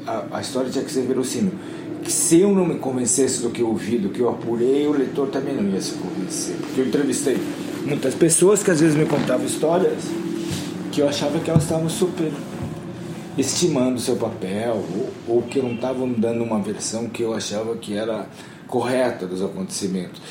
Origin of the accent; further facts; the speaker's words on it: Curitiba, Paraná, Brazil; moved away; also born or lived in São Paulo; Eu sou de Curitiba